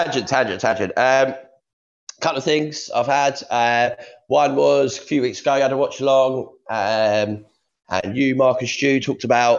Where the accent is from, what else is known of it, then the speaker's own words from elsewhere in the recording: London, United Kingdom; now in Surrey, United Kingdom; I grew up in South London and now I live in Surrey.